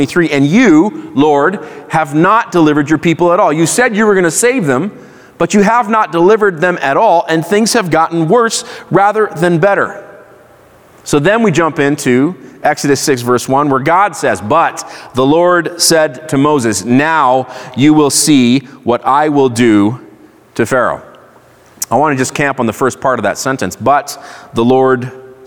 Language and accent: English; Israel; I grew up in Israel. I went to Hebrew school